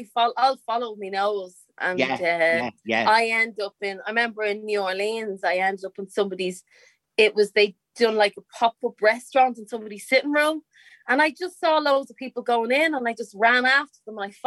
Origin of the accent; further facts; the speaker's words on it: Dublin, Leinster, Ireland; I grew up in a place called the Liberties